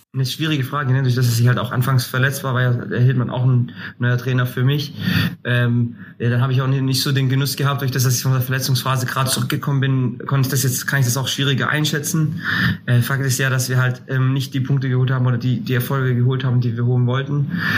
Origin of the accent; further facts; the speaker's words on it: Greece; also born or lived in Würzburg; now in Kaiserslautern, Germany; ich bin Grieche